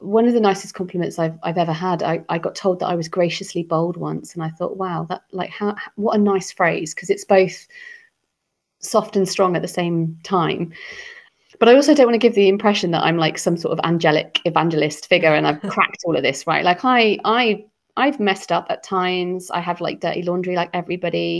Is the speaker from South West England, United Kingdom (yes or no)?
yes; Cornwall, South West England, United Kingdom; moved away as an adult; now in London, United Kingdom; growing up in Cornwall